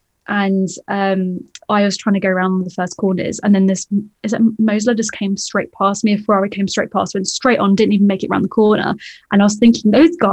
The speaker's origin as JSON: {"language": "English", "area": "the Midlands", "region": "England", "country": "United Kingdom", "tie": "born or raised there", "also_born_or_lived": "Llandudno, North Wales", "moved": "as an adult", "lives_now": "Wales, United Kingdom", "said": "originally I was from the Midlands, and hence why I went to all the local kart circuits"}